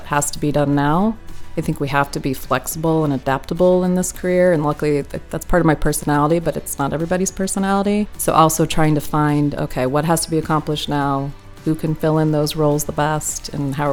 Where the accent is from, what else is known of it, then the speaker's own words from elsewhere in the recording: Midwest, United States; I grew up in the Midwest